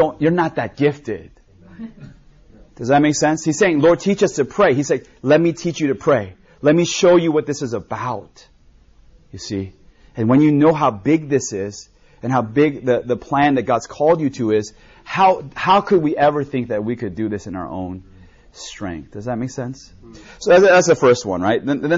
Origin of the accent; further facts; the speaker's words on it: United States; I grew up in America, but my parents were first generation Koreans.